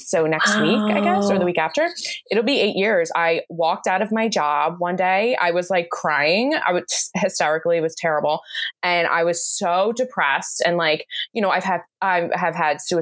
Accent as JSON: {"language": "English", "region": "New Jersey", "country": "United States", "tie": "born or raised there", "said": "I live in New Jersey here in the US. I'm about like a half an hour, not even, from Philadelphia, and I've grown up here my entire life"}